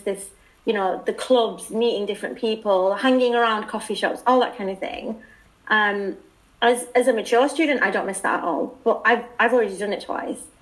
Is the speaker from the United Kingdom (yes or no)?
yes; United Kingdom; accent: British; moved away; I think I'm the only British person in Alcor.